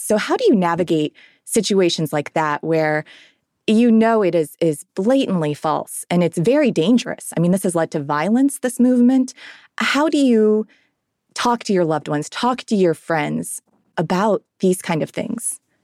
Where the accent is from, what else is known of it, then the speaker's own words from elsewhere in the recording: Ohio, United States; now in Nashville, United States; I'm from Ohio originally